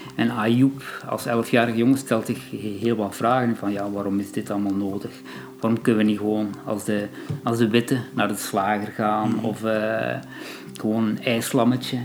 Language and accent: Dutch; Belgium; ik zelf als Belg ehm, van Marokkaanse origine